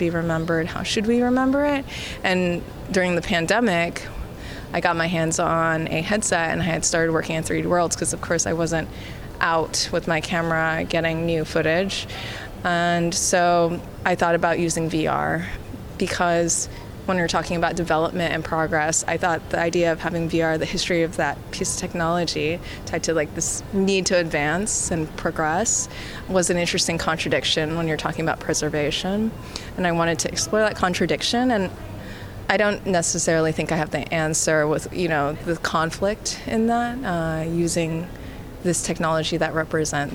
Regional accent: California, United States; moved away; also born or lived in New York / Berlin; I am American and Canadian. I was born in California

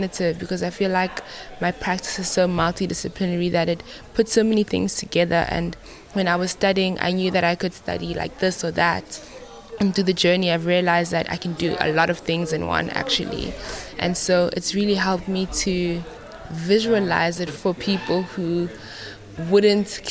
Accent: South Africa; I'm from South Africa

